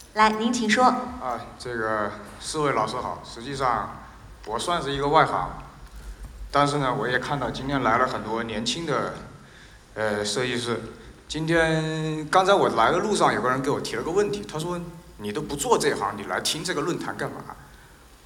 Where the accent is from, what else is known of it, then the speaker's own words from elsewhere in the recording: Wuhan, Hubei, China; 我也是武汉人